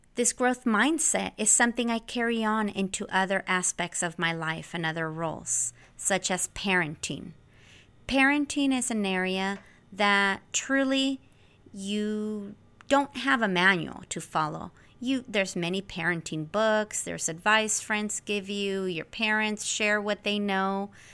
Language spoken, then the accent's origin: English; Central Valley, California, United States; moved away as an adult; also born or lived in Santa Barbara, California; now in San Diego, United States; I grew up in the Central Valley here in California.